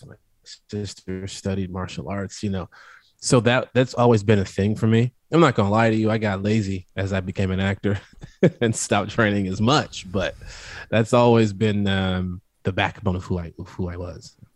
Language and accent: English; Midwest, United States; I'm from the Midwest